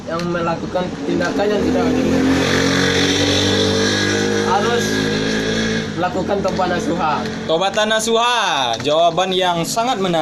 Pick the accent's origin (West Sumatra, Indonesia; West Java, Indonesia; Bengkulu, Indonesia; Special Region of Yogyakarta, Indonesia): West Sumatra, Indonesia; Batusangkar; asal saya dari Batu Sangkar